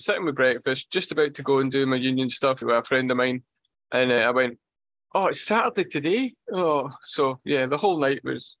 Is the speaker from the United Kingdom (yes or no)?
yes; Scotland, United Kingdom; I'm Scottish. I'm Scottish